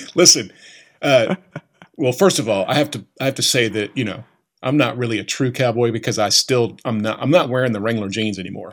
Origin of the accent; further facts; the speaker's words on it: Bristow, Oklahoma, United States; I grew up just outside of Tulsa